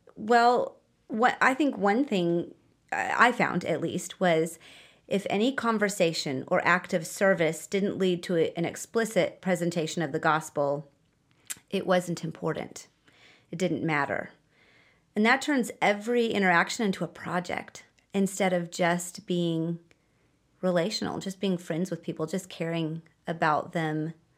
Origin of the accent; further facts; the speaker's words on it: United States; moved away; I'm American